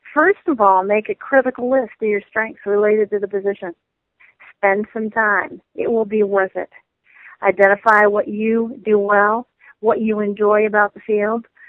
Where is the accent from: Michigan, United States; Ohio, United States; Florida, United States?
Michigan, United States; I come from the Midwest uh, I'm from Michigan.